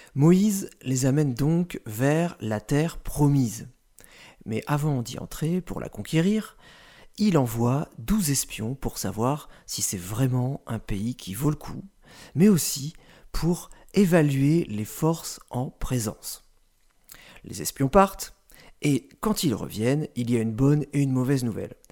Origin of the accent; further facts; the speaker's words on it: France; En tant que Français